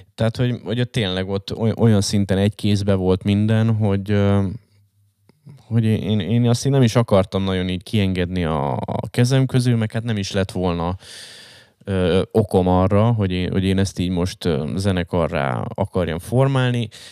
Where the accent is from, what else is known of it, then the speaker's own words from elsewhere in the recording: Hungary; én vagyok egyedüli magyarként